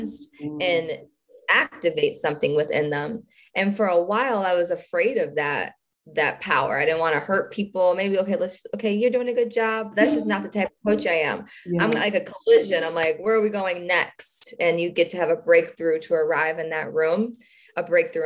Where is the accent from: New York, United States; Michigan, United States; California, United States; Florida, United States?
Michigan, United States; Detroit; We're from Detroit